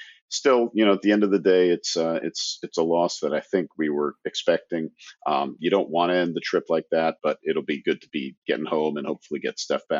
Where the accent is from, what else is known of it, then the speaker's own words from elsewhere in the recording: Berkeley, California, United States; moved away as an adult; also born or lived in San Diego; now in Israel; I grew up in the Bay Area, grew up in Berkeley.